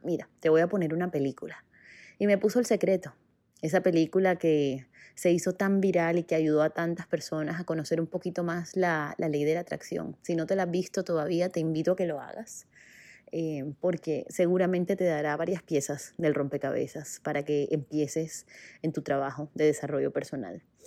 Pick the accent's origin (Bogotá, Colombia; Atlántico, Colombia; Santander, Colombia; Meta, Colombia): Atlántico, Colombia; Barranquilla; moved away as an adult; also born or lived in Bogotá, Colombia; Yo nací en Barranquilla, Colombia, en la costa caribe de mi país